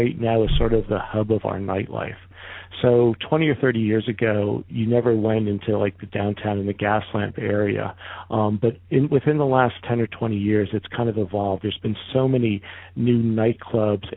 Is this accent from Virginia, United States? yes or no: no; outside of New York City, United States; also born or lived in Northeast; now in San Diego, United States; I grew up outside of New York City